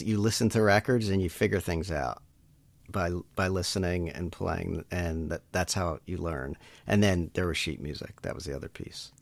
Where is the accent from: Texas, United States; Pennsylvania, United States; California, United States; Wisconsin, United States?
Pennsylvania, United States; Elkins Park; also born or lived in Pittsburgh; I'm a Philly area guy. Grew up um, mostly in Elkins Park, uh, which is a suburb of Philly